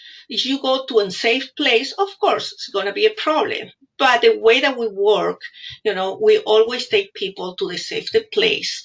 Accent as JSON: {"language": "English", "country": "Peru", "second_language": "English", "moved": "as an adult", "lives_now": "United States", "said": "I'm from Peru"}